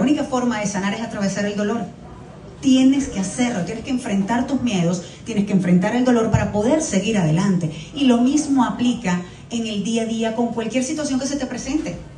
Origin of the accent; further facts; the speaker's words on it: Venezuela; now in Miami, United States; siempre soy venezolana. Y quiero representar lo mejor posible a mi país